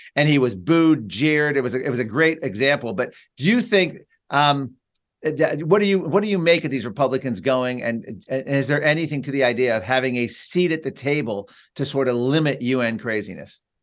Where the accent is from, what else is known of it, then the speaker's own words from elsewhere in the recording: United States; as a American Catholic